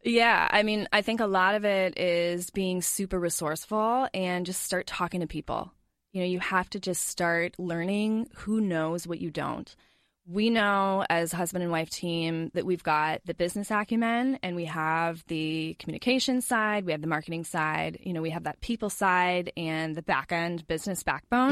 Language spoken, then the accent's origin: English; La Crosse, Wisconsin, United States; moved away as an adult; also born or lived in Georgia; now in Twin Cities, United States; we moved up to Wisconsin when I was about four or five years old